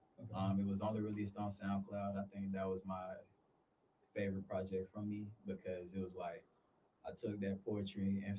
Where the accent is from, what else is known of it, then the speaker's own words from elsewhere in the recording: Atlanta, Georgia, United States; also born or lived in Valdosta, Georgia; I'm born and raised in Atlanta, Georgia. Like, actually in Atlanta, not the outskirts.